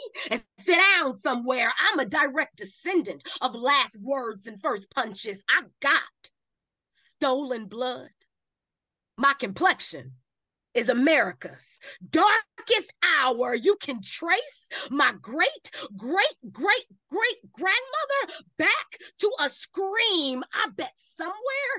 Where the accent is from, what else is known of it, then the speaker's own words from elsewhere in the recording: Cleveland, Ohio, United States; When you say you are from Cleveland